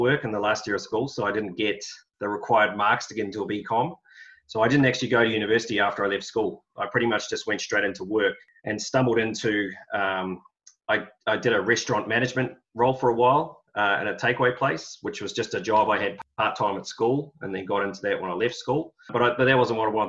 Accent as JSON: {"language": "English", "region": "Auckland", "country": "New Zealand", "tie": "born or raised there", "also_born_or_lived": "Australia / United Kingdom", "moved": "as an adult", "said": "I grew up in Auckland, in the Epsom sort of Royal Oak area"}